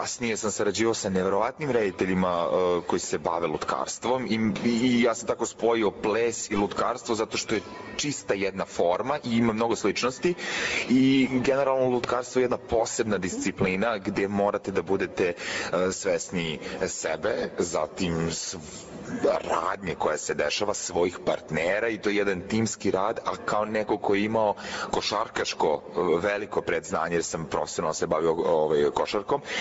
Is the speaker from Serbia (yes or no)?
yes; Niš, Nišava District, Serbia; E, ja sam glumac, Nišlija sam.